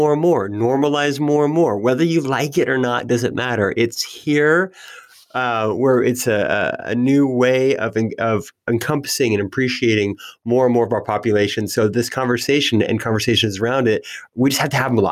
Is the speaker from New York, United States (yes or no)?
no; Redding, California, United States; growing up in Redding, California